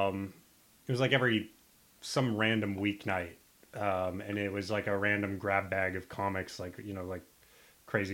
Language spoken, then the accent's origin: English; Nebraska, United States; I'm from Nebraska